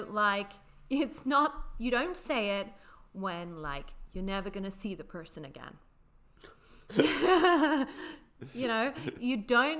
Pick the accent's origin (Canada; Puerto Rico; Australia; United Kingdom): United Kingdom; accent: British; moved away